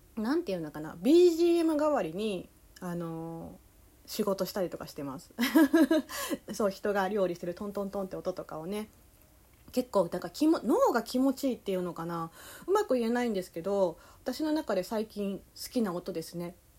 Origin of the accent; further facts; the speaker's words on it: Kansai, Japan; accent: Kansai dialect; まあ関西弁の時と関西弁じゃない時があるんで